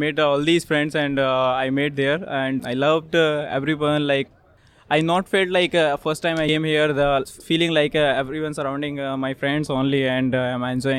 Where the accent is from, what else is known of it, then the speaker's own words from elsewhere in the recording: North India, India; I'm North Indian.